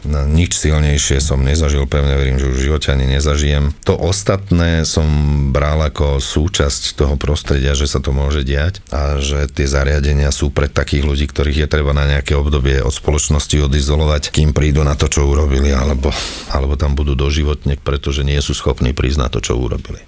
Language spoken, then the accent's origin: Slovak; Trnava, Trnava Region, Slovakia; ja som Trnavčan